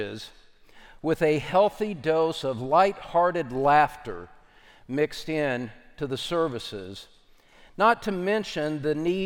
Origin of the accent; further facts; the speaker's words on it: Kentucky, United States; my home state of Kentucky